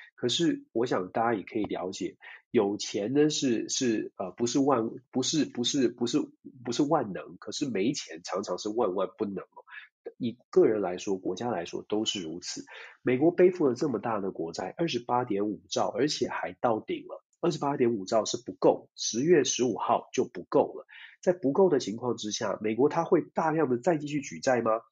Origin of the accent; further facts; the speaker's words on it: Taiwan; 作为台湾人